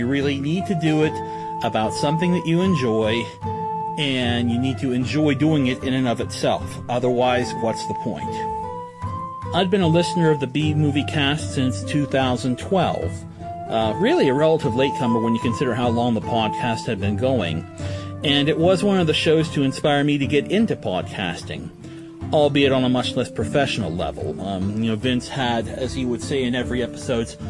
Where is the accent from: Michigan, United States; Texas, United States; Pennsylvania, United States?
Pennsylvania, United States; Connellsville; I'm from Connellsville, Pennsylvania